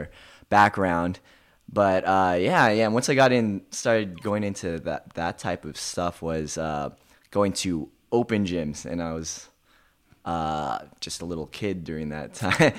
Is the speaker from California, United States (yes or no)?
yes; Thousand Oaks, California, United States; also born or lived in Tarzana, California; I mostly grew up in Thousand Oaks, which is right outside